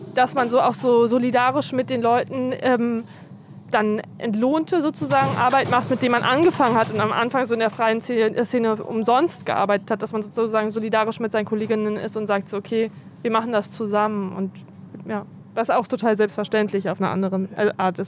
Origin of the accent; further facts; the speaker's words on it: Berlin, Germany; Ich bin so gependelt zwischen ähm, Amauerpark und Görlitzer Park immer. Aber die meiste Zeit war ich hier